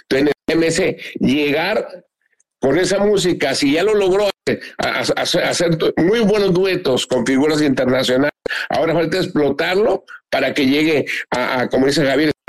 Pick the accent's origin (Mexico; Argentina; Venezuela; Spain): Mexico; Mazatlán, Sinaloa; Con orgullo digo, aquí soy, soy pata salada, soy de Mazatlán.